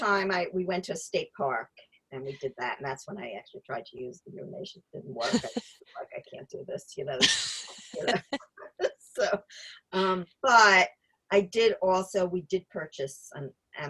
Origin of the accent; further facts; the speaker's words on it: New York area, New Jersey, United States; moved away; I'm from New Jersey, New York area